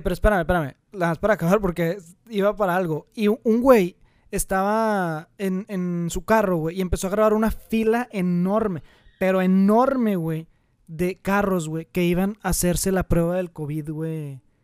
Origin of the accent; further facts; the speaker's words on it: Monterrey, Nuevo León, Mexico; aquí, güey, en Monterrey, güey, nosotros somos de Monterrey